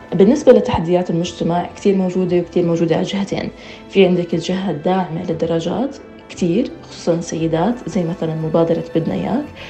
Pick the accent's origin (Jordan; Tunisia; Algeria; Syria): Jordan; Amman, Amman Governorate; أنا من عمان الأردن